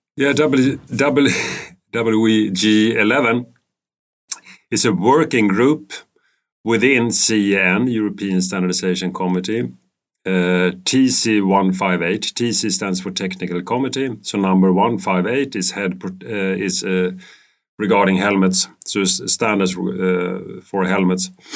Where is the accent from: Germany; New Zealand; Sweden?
Sweden; Stockholm, Stockholm County; I'm living in Stockholm. I was born in Stockholm. Um, I've been studying in Stockholm